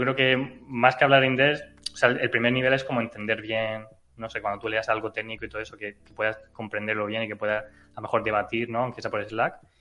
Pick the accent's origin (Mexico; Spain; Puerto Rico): Spain; Region of Murcia; yo soy murciano y hablo inglés